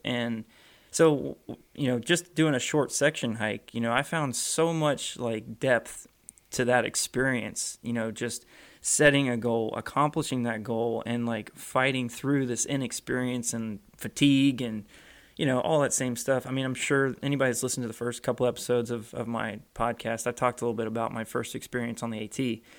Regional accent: Florida, United States; growing up in Florida

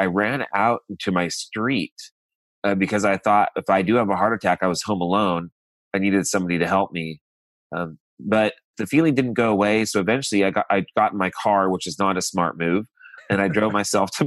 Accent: Modesto, California, United States; moved away; I'm from Modesto, California, a small farm town in Central California

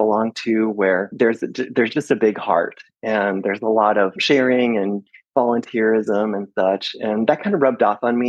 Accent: Iowa, United States; moved away as an adult; also born or lived in Seattle, Washington; now in Sequim, United States; I grew up in Iowa, and during college, I moved to Seattle, Washington, and lived there for 35 years

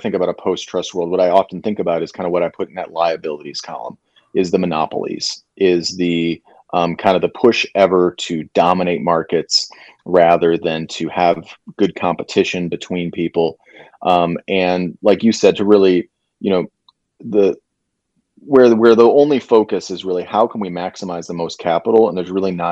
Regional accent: Michigan, United States; moved away; I'm originally from Michigan

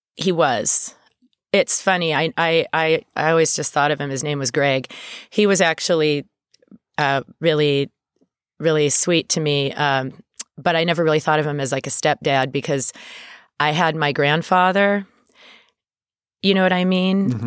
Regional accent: Thousand Oaks, California, United States; I grew up in Thousand Oaks

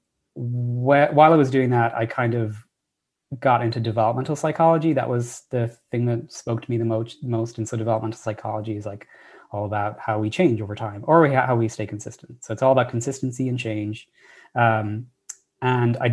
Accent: Ireland; moved away as an adult; now in United States; I'm Irish originally. That's where I was born and raised. I only came to America after my undergraduate degree

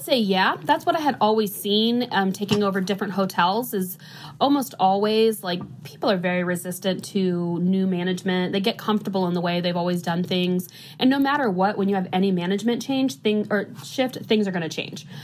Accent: DeMotte, Northwest Indiana, United States; now in Indianapolis, United States; I'm from Northwest Indiana, but I have been in Indy for over 10 years now

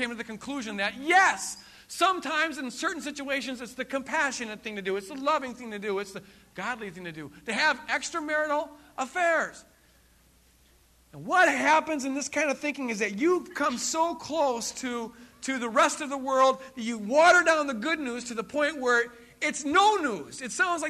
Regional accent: East Coast, United States; I'm from the East Coast

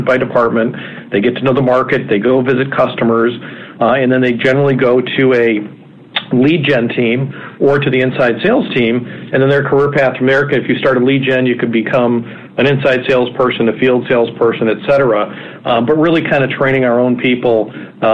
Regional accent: Wisconsin, United States; also born or lived in Minneapolis, Minnesota; now in Cleveland, United States; Originally, I grew up in Wisconsin, and then I lived in Minneapolis for 14 or 15 years

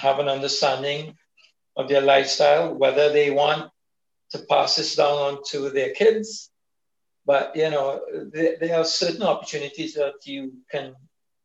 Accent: Trinidad & Tobago; now in Saint Lucia; I'm also originally from Trinidad

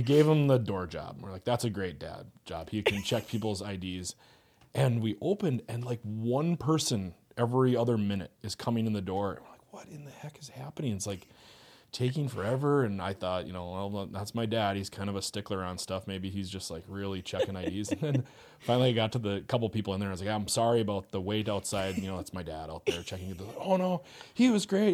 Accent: Fargo, North Dakota, United States; moved away as an adult; also born or lived in Moorhead, Minnesota; I grew up in Fargo, um, did, like, the grades in Fargo and then moved to Moorhead.

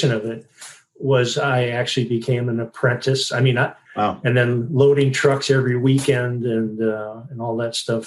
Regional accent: Sturgeon Bay, Wisconsin, United States; I grew up in a little town called Sturgeon Bay, Wisconsin

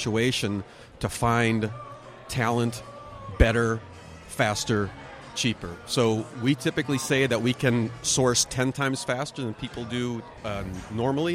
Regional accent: Minneapolis, Minnesota, United States; moved away as an adult; now in California, United States; I'm a transplant from the Midwest. I was born born up in Minneapolis.

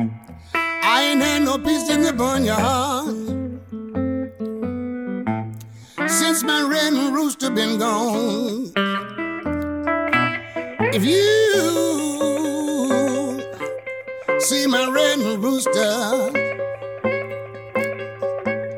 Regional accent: Memphis, Tennessee, United States; moved away; also born or lived in Minnesota; I was blessed growing up in Memphis

